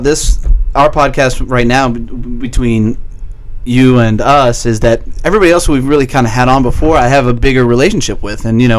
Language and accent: English; Coral Springs, Florida, United States; also born or lived in Boston; I was born in Boston, but I grew up in the mean suburbs of Coral Springs.